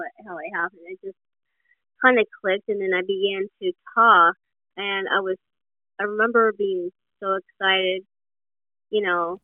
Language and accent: English; Sacramento, California, United States; I'm from Sacramento, California, USA